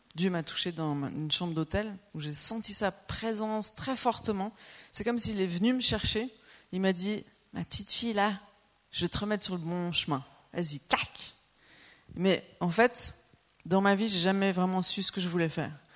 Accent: Lausanne region, Vaud, Switzerland; moved away as an adult; also born or lived in Normandy; now in Annecy, France; on est suisse. On vient de la région de Lausanne

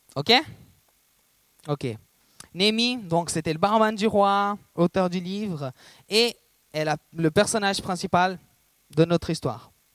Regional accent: Brazil; moved away; je suis brésilien

